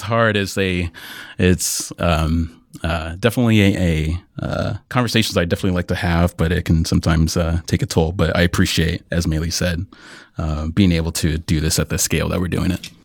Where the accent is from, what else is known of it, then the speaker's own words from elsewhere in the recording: Iowa, United States; I grew up in Iowa